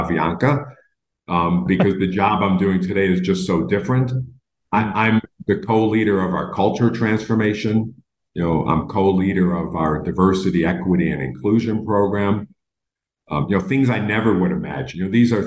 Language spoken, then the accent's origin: English; Buffalo, New York, United States; moved away; I'm from Buffalo